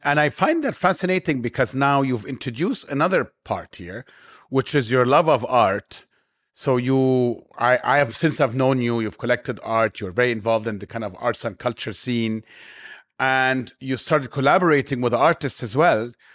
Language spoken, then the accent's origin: English; Cairo, Cairo Governorate, Egypt; now in Dubai, United Arab Emirates; I grew up in Cairo